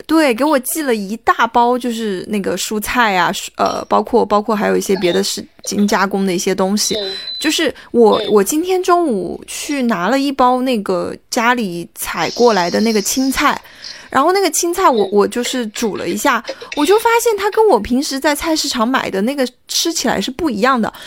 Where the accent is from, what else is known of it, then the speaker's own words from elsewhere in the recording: Yangtze River Delta, China; moved away as an adult; now in Shanghai, China; 长三角这个地方的小城市